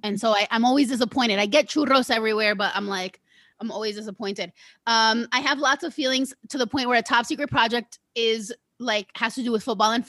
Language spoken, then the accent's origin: English; New Jersey, United States; So with that being said, when the New Jersey Housewives, because I'm from Jersey, I was like, all right, I have to watch The Housewives